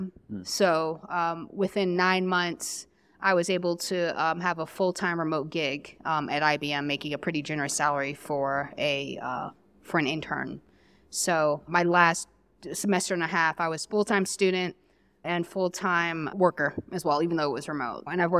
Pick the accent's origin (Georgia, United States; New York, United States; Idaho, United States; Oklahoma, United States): New York, United States; Brooklyn; now in Queens, United States; I'm originally from Brooklyn, New York. I currently live in Queens.